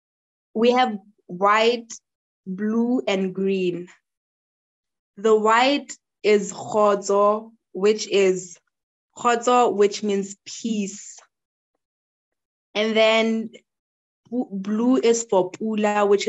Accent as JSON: {"language": "English", "country": "Lesotho", "said": "my people as Basotho people, we're known as the most peaceful people"}